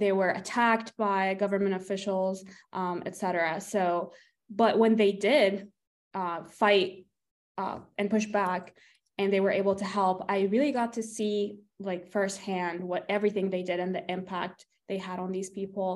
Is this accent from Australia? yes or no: no; Egypt; now in United States; I grew up in Egypt. I was 13 when the Arab Spring was happening